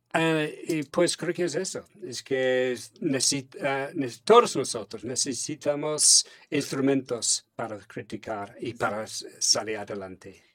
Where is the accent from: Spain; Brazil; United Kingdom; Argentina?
United Kingdom; England; Spanish is a second language; now in Finland; soy inglés.